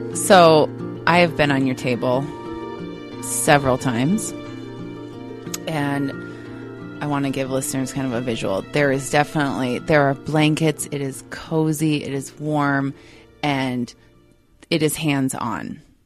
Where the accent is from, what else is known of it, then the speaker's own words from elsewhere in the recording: Minnesota, United States; accent: Minnesota; my Minnesota accent